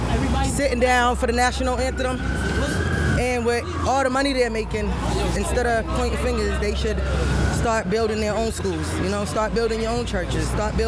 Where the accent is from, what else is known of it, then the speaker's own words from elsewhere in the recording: Boston, Massachusetts, United States; I'm from Boston, Mass